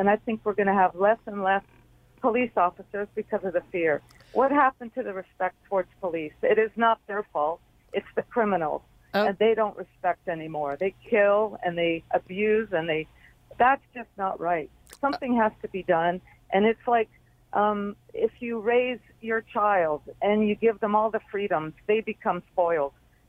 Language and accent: English; Toronto, Ontario, Canada; I was born and raised in Toronto